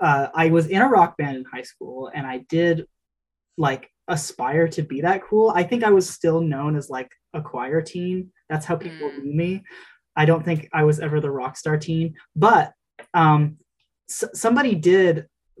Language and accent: English; Utah, United States; now in Burlington, United States; I grew up in Utah